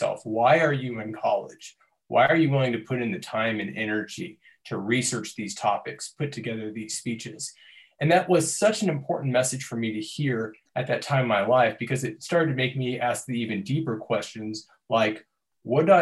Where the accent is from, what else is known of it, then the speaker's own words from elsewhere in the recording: Torrance, California, United States; I'm originally from Torrance, California.